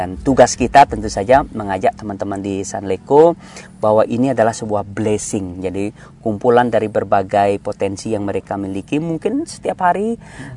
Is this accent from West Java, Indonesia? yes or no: no; Bali, Indonesia; saya lahir tumbuh besar di Bali